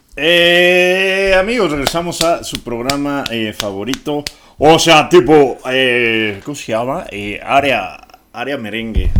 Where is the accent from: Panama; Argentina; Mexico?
Mexico